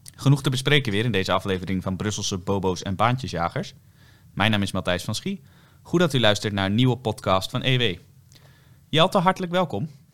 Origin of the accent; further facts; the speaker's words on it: Netherlands; wij zijn toch Nederlanders